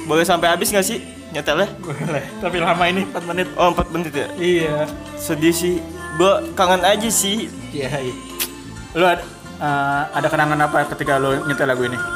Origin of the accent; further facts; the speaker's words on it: Jakarta, Indonesia; born there; gua kan lahirnya di Jakarta